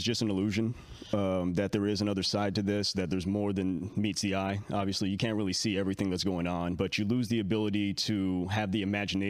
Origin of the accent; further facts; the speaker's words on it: Castro Valley, California, United States; also born or lived in Hayward; Castro Valley, Hayward, okay. Foster care kicked me all over the place.